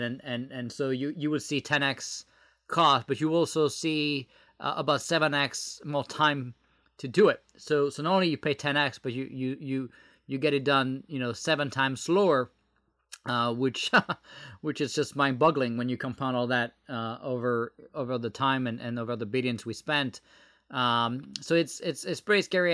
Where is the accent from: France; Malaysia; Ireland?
France; English is a second language; moved away as an adult; now in United States; I was born in France and moved, uh, to the U S about, uh, twelve years ago.